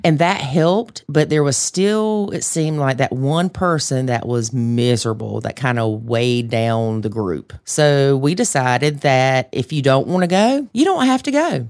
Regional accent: the South, United States; accent: Southern; in my Southern accent

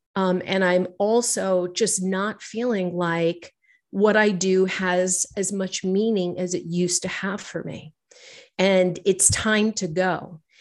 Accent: New York City, New York, United States; I'm a girl from New York City. I've, I grew up here

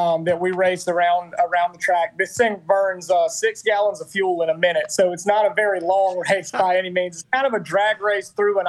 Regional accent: United States; I'm an American

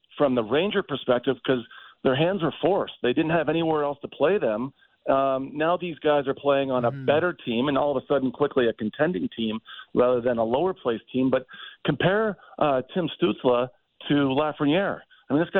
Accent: Toronto, Ontario, Canada; I'm from Toronto

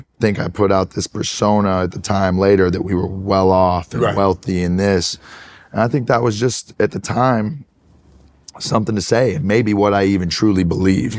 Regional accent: Tyler, Texas, United States; I grew up in Tyler, Texas, small East Texas town about an hour and a half outside of Dallas

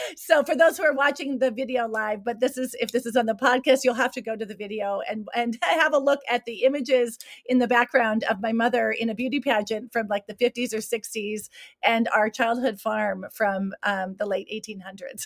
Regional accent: Williston, North Dakota, United States; moved away as an adult; also born or lived in South Africa; now in Switzerland; born and raised in Williston, North Dakota

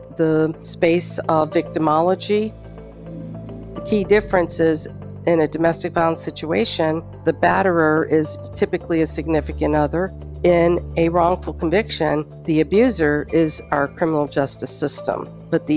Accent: Muncie, Indiana, United States; also born or lived in Pakistan / Canada; We moved to Muncie when I was about five, and so I pretty much grew up in Muncie

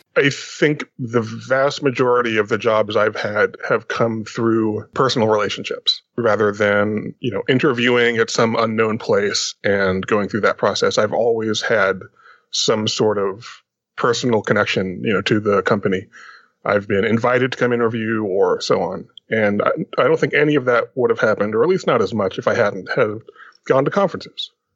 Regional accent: Austin, Texas, United States; my hometown of Austin

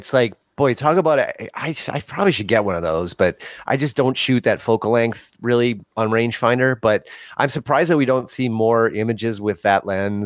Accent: Illinois, United States; I'm from Illinois

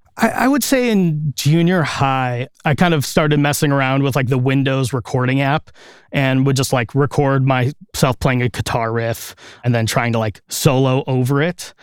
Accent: Chicago area, Illinois, United States; I grew up here in the Chicago area, just a couple miles outside of the city in a nearby suburb. And I've lived here my whole life.

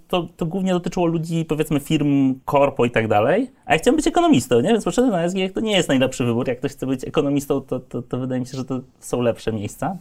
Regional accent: Lublin, Lublin Voivodeship, Poland; moved away; jestem z Lublina, więc z perspektywy jakby e, średniego miasta

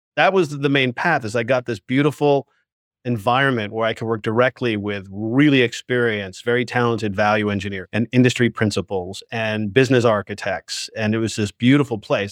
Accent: New York, United States; I grew up in Manhattan, right? And I was a subway child

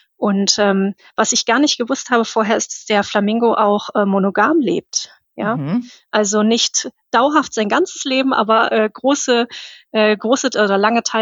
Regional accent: Cologne, North Rhine-Westphalia, Germany; ich komme aus Köln

